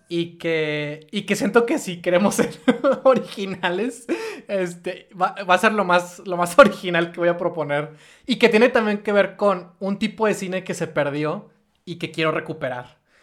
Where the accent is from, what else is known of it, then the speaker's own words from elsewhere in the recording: Monterrey, Nuevo León, Mexico; como nosotros, como de regios